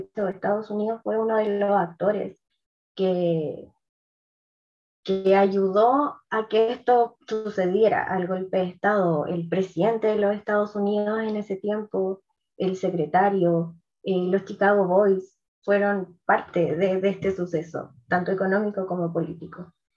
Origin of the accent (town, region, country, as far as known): Chile